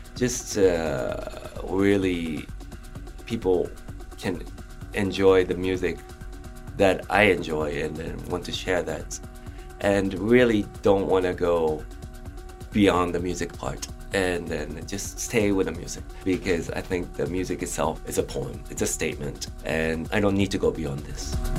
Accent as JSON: {"language": "English", "country": "Japan", "tie": "born or raised there", "also_born_or_lived": "London, United Kingdom", "moved": "yes", "said": "I was uh, uh, just growing up in Japan, and then because my father's work, uh, I moved to um, London"}